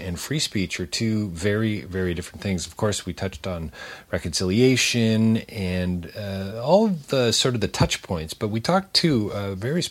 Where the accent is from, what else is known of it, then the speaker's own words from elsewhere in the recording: Canada; being a Canadian, I guess there's a part of me that's not smug, but certainly is sort of proud of our Canadian heritage